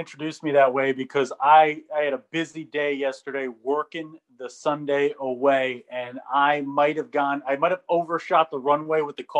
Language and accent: English; New Jersey, United States; accent: Jersey; I don't know why my Jersey accent came out there.